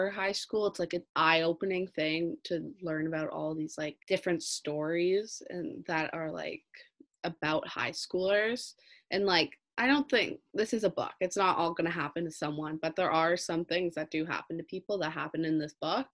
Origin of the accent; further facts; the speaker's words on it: Toronto, Ontario, Canada; I'm also from Toronto